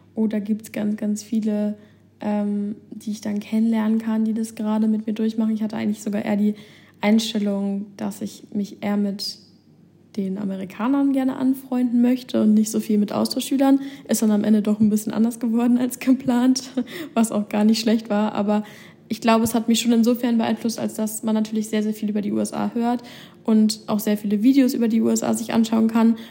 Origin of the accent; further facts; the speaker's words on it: Germany; hier als Deutsche